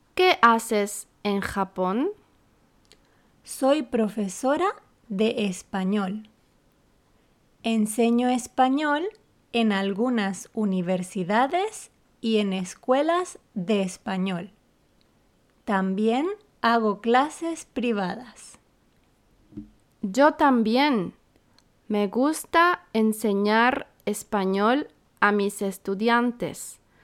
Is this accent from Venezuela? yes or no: no; Santiago, Santiago Metropolitan Region, Chile; moved away as an adult; now in Yokohama, Japan; Soy de Chile, de Santiago